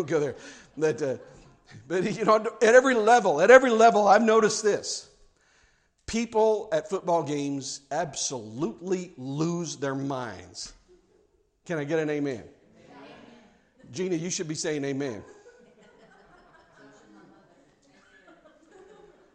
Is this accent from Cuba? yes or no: no; Kansas City, Missouri, United States; moved away; also born or lived in South Carolina; growing up in Kansas City, I'm a Chiefs fan.